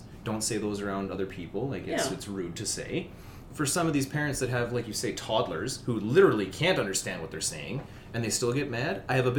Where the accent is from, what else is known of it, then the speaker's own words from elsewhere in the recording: Edmonton, Alberta, Canada; I don't say Sherwood Park, I say Edmonton.